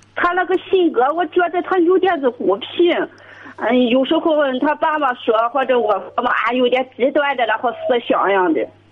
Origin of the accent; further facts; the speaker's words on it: Shandong, China; also born or lived in Tai'an; 对对对，家的那种山东来的。